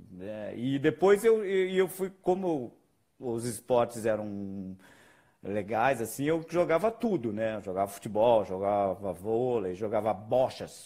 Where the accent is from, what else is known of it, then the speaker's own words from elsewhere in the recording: Bragança Paulista, São Paulo, Brazil; eu sou de Bragança Paulista, né? Numa cidade aqui do interior de São Paulo.